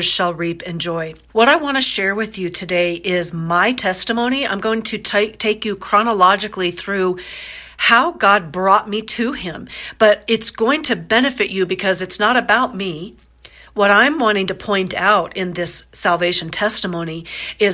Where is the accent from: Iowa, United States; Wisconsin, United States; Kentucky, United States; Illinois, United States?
Iowa, United States; also born or lived in Florida; when I was 4, my parents got divorced. I was born in Florida. They got divorced. I moved to Iowa